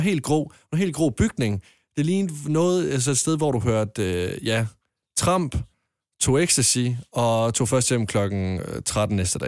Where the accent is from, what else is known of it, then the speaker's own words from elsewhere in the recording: Jutland, Denmark; hjemme i Jylland, der går vi mere op i jysk hygge